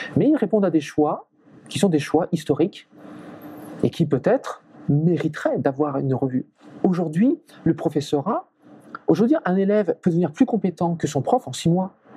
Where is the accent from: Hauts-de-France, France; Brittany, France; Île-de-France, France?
Brittany, France; je suis français, je suis breton